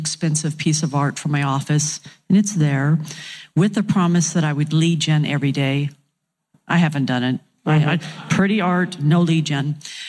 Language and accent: English; Bakersfield, California, United States; I'm from Bakersfield, down south in California.